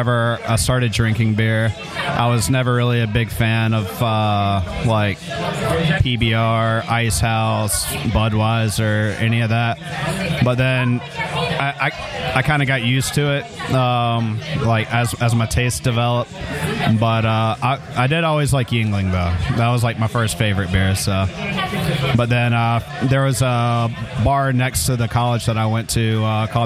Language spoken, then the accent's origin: English; North Carolina, United States; moved away; I grew up in North Carolina